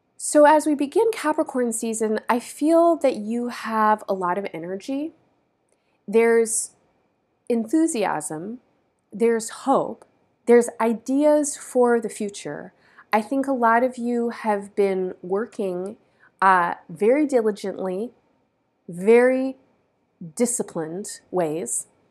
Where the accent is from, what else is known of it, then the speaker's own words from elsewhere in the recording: United States; the so-called United States, which is a place where I grew up